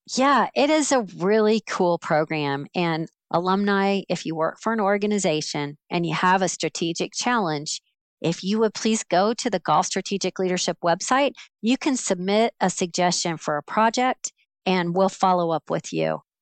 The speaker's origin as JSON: {"language": "English", "region": "Central Florida", "country": "United States", "tie": "born or raised there", "also_born_or_lived": "Alabama", "moved": "as an adult", "said": "I grew up in Central Florida"}